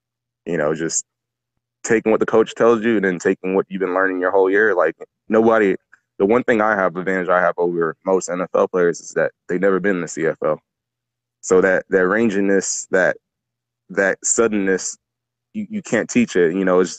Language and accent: English; Nigeria; I mean, you know, I'm Nigerian, so my first sport was soccer.